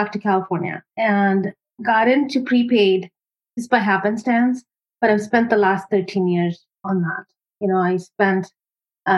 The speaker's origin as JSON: {"language": "English", "country": "India", "tie": "born or raised there", "moved": "as an adult", "lives_now": "United States", "said": "I grew up in India."}